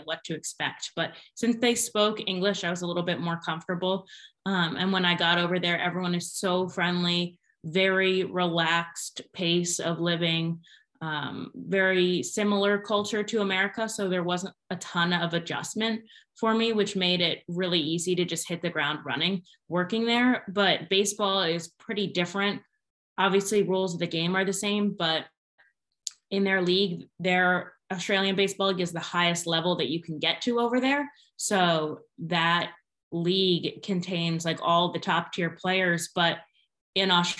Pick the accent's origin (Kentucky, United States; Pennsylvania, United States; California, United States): Pennsylvania, United States; moved away as an adult; Born and raised in Pennsylvania, so lucky to be back working in my home state